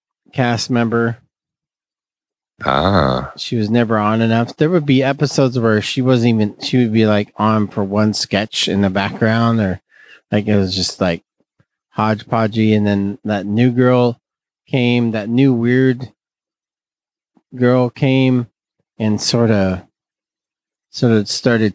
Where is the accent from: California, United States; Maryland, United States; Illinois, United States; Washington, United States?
California, United States; Fresno; accent: Northeast Fresno; This is my Northeast Fresno accent.